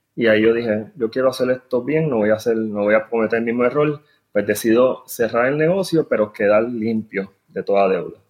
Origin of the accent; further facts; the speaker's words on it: San Juan, Puerto Rico; moved away as an adult; now in Houston, United States; también soy de San Juan, este, nacido y criado allí.